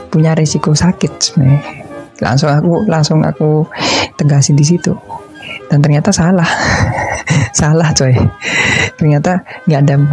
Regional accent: Surakarta, Central Java, Indonesia; nah ini aku cerita ya, kan aku dari Solo.

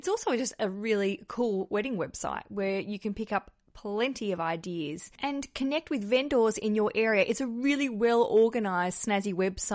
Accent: Australia; I grew up in Australia

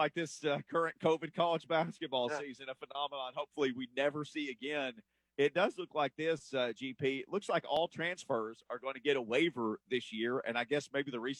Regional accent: just outside of Jonesboro, Arkansas, United States; I grew up just outside of Jonesboro, Arkansas. So Memphis TV, Memphis radio, spent a lot of time in Memphis in my life.

